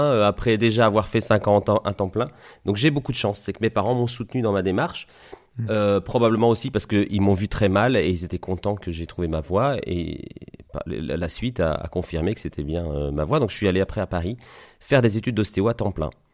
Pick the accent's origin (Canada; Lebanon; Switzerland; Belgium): Belgium; Liège, Wallonia; moved away as an adult; also born or lived in Italy / Granville, Normandy; now in Coutances, France; je suis né en Italie, c'est pour ça que j'ai un nom italien. Et j'ai grandi en Belgique. Et en Belgique, j'ai fait des études d'ingénieur, ce qu'on appelle ingénieur industriel, à Liège, là où j'habitais